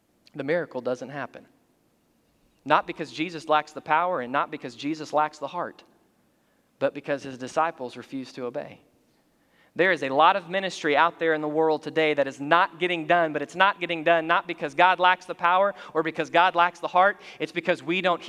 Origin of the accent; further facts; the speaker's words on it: United States; we're American by physical citizenship